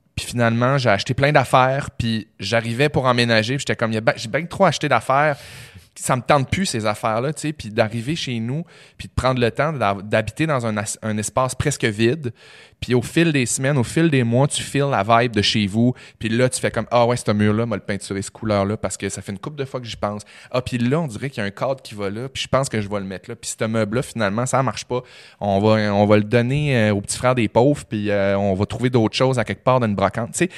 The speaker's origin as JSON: {"language": "French", "town": "Chicoutimi", "region": "Quebec", "country": "Canada", "moved": "yes", "said": "moi je viens de Chicoutimi"}